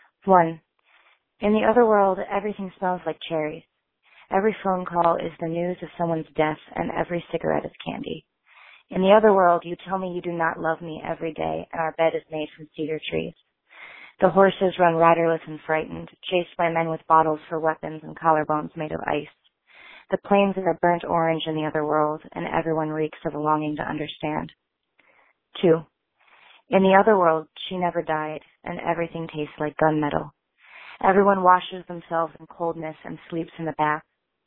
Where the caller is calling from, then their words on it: Chicago, Illinois, United States; I'm calling from Chicago, Illinois.